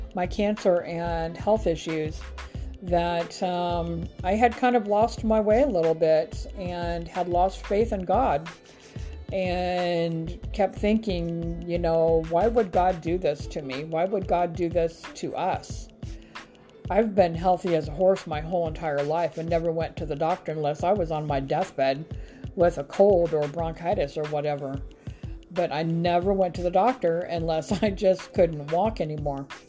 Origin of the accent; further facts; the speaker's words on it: Grand Island, Nebraska, United States; moved away as an adult; now in Huntsville, United States; I am originally from Grand Island, Nebraska, born and raised, grew up there my whole life